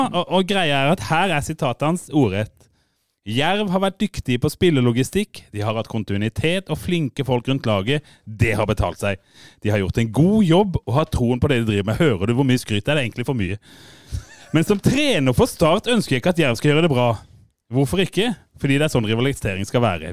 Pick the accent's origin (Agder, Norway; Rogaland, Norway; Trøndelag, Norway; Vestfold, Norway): Agder, Norway; Fevik; jeg er faen ikke fra Grimstad, jeg er fra Fevik